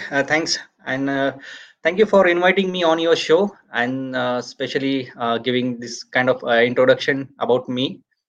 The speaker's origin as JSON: {"language": "English", "country": "India", "tie": "born or raised there", "said": "Like my hometown is 250 kilometers away from Pune."}